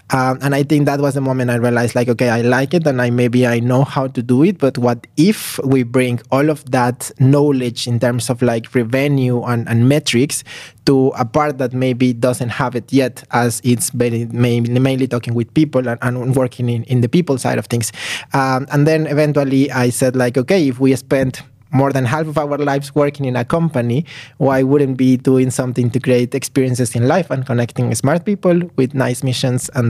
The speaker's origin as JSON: {"language": "English", "region": "Mexico City", "country": "Mexico", "tie": "born or raised there", "second_language": "English", "lives_now": "Tallinn, Estonia", "said": "I'm coming from Mexico, so I was born and raised in Mexico City, so also like a very big contrast to to Tallinn."}